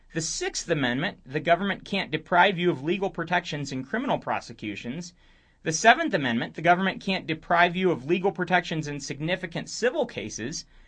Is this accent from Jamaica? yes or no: no; Romania; moved away; I grew up in Romania, which spent a few decades in communism